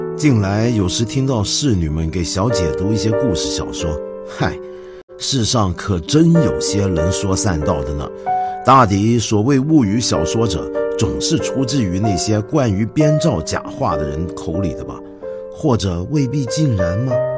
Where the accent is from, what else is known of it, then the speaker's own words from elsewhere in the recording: China; 我们在中国人看着头疼